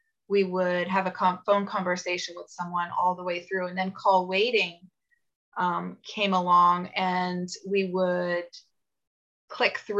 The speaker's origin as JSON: {"language": "English", "country": "United States"}